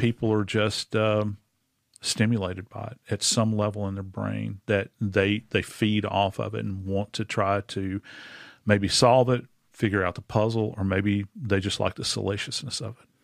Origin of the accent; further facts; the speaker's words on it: New Orleans, Louisiana, United States; in my hometown in New Orleans